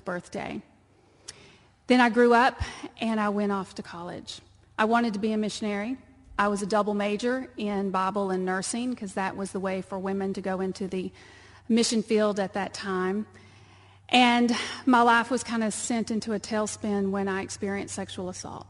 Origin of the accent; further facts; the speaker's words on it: Texas, United States; accent: twang; moved away; you can tell by the twang that I'm from Texas. I was raised on a dirt ranch